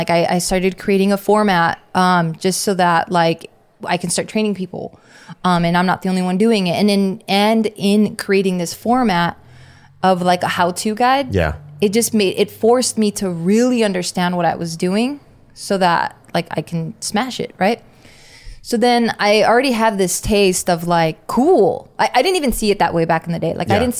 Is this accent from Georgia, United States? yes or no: no; Los Angeles, California, United States; I'm from East